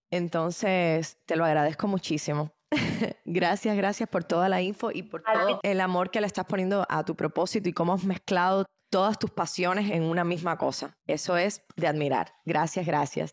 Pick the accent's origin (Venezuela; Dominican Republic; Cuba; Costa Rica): Cuba; now in United States; en mi país, que es un país extremadamente pobre, digamos, Cuba, que es de donde vengo